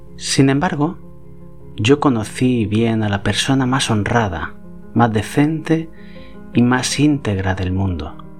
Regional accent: Cox, Valencian Community, Spain; en mi pueblo, en Cox

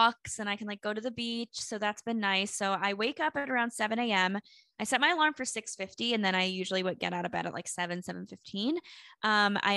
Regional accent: Charlotte, North Carolina, United States; moved away as an adult; also born or lived in South Florida; now in Miami, United States; I feel like Charlotte was home to me

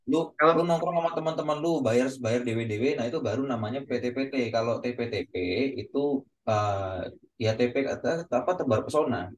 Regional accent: Yogyakarta, Special Region of Yogyakarta, Indonesia; accent: medok; Gue asli Jawa, Jawanya mana Jogja

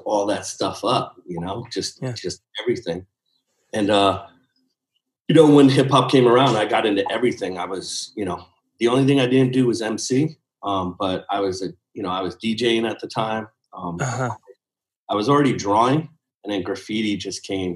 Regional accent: New Haven, Connecticut, United States; I was raised in New Haven, Connecticut, which is right above New York for the geography people

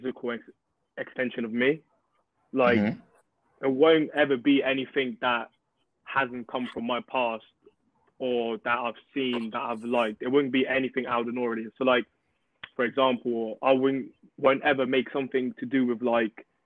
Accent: England, United Kingdom; also born or lived in Portugal / Angola; I grew up in England

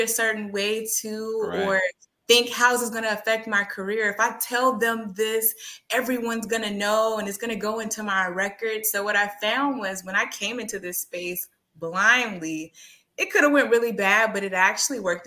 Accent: Texas, United States; as a Texan

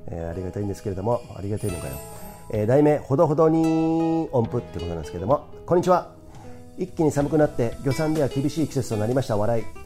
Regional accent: Komae, Tokyo, Japan; 狛江市っていうとこ出身

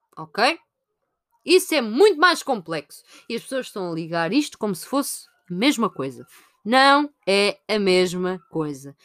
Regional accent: Sintra, Lisbon, Portugal; Eu sou de Sintra

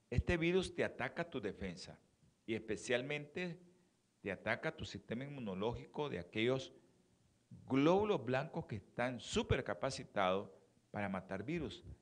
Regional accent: Mexico; aquellos que somos que venimos de México para acá, no comamos mucha tortilla en estos tiempos

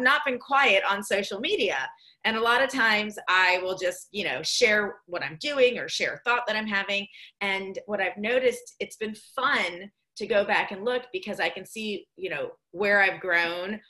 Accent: Greenville, South Carolina, United States; now in Delray Beach, United States; Greenville, South Carolina, where I grew up

